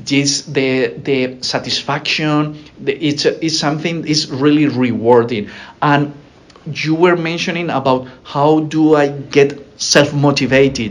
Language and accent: English; Alicante, Valencian Community, Spain; moved away as an adult; now in United States; It's my hometown in Alicante is a small town.